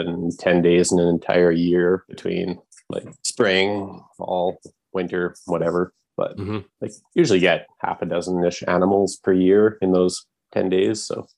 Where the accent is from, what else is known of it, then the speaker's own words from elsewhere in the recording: Lethbridge, Alberta, Canada; Lethbridge, Southern Alberta.